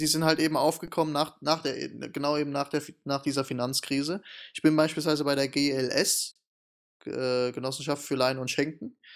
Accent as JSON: {"language": "German", "country": "Germany", "said": "bei uns in Deutschland"}